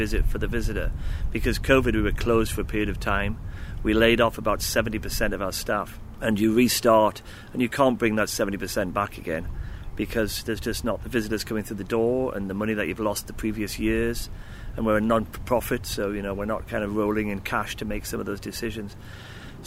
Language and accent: English; England, United Kingdom; moved away as an adult; also born or lived in Virginia; now in Connecticut, United States; I'm not from around here because I'm originally from England